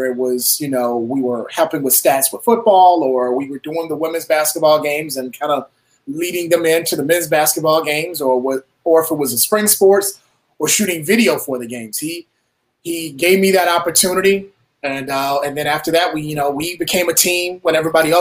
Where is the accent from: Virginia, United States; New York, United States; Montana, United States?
Virginia, United States; Petersburg; I grew up in Petersburg, about 30-35 minutes from Richmond